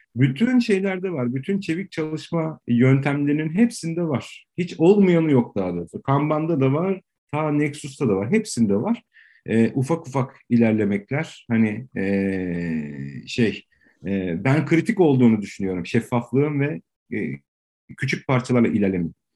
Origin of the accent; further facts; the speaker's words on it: Istanbul, Turkey; 77 doğumluyum, Tarabyalıyım